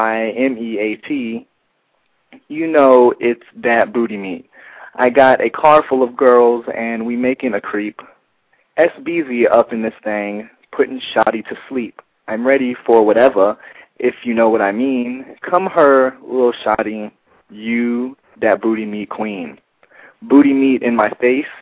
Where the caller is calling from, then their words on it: Atlanta, Georgia, United States; I'm calling from Atlanta, Georgia.